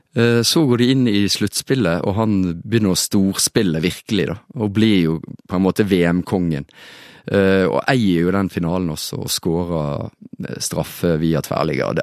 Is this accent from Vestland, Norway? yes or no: yes; Florø, Vestland, Norway; min hjemby Florø